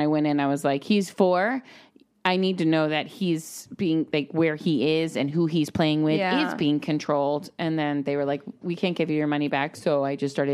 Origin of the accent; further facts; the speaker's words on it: Florida, United States; I grew up in Florida and when I was born, like the first neighborhood I grew up